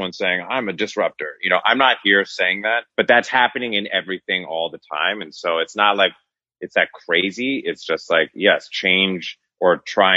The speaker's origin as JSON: {"language": "English", "region": "Northern California", "country": "United States", "tie": "born or raised there", "said": "growing up in Northern California with like the hippie weed culture"}